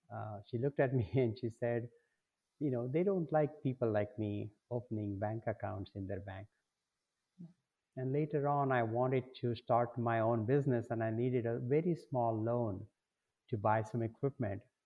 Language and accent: English; India; moved away as an adult; now in Detroit, United States; I came, I grew up, uh, you know, across the world